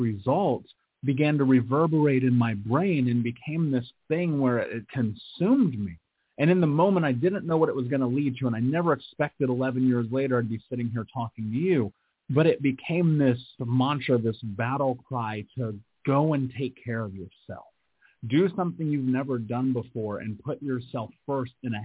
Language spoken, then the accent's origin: English; Indianapolis, Indiana, United States; I grew up in Indianapolis. I grew up in America.